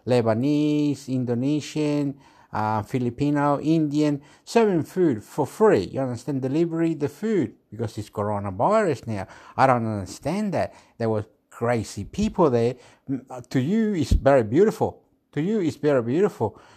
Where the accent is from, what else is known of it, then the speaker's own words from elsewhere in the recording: Chile; now in Australia; I'm from Chile